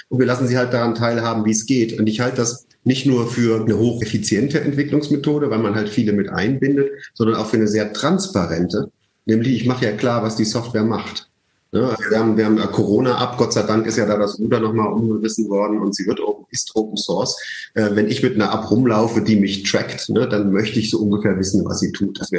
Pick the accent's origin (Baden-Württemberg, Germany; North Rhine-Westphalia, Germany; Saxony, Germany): Saxony, Germany; Leipzig; born there; Nee, also ich bin in Unternehmerfamilien groß geworden. Äh, ich bin zwar in Leipzig geboren, aber selbst dort, mein Urgroßopa hatte eine Maschinenfabrik.